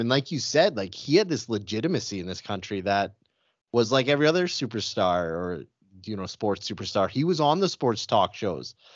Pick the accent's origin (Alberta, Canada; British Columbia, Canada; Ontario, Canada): Alberta, Canada; outside Calgary; the first kind of ten years of my life, I grew up about two hours outside of Calgary.